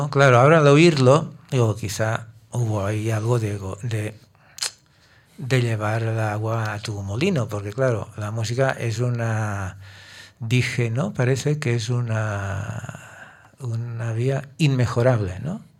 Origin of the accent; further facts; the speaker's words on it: Catalonia, Spain; Soy catalán